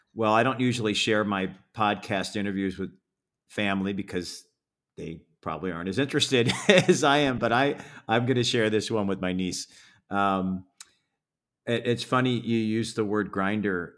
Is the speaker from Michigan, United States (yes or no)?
yes; Detroit, Michigan, United States; moved away; I grew up in Detroit